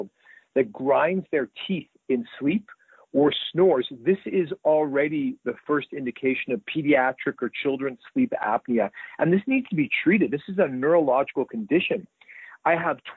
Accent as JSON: {"language": "English", "town": "Winnipeg", "region": "Manitoba", "country": "Canada", "tie": "born or raised there", "also_born_or_lived": "Toronto, Canada / Vancouver, Canada", "moved": "as an adult", "lives_now": "Southern California, United States", "said": "Growing up in Winnipeg"}